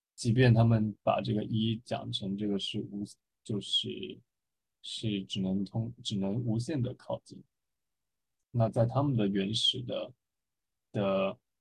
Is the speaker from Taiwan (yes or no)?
no; China; 作为一个中国人